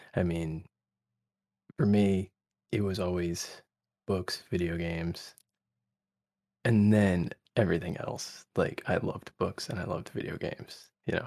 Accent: Connecticut, United States; I grew up in Connecticut.

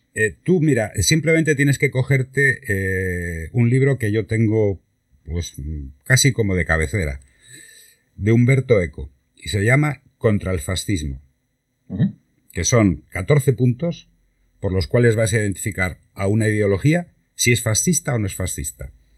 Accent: Santander, Cantabria, Spain; now in Málaga, Spain; yo soy de Santander

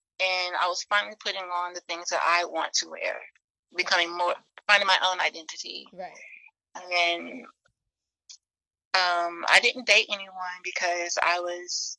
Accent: the South, United States; growing up in the South

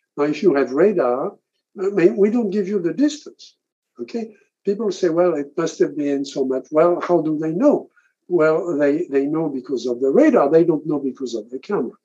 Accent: France; I grew up in France

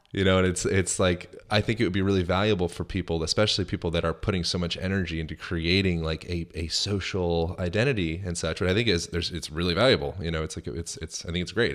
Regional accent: Lancaster, Pennsylvania, United States; now in Los Angeles, United States; I'm from Lancaster, Pennsylvania

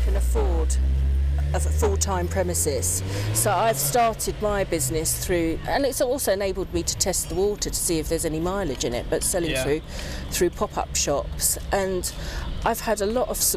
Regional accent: London, United Kingdom; my mum got great pleasure sending me, a mixed race child in South London, off to school in a dirndl dress

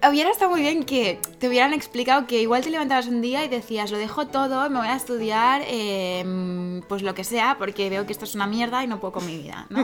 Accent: Catalonia, Spain; soy catalana

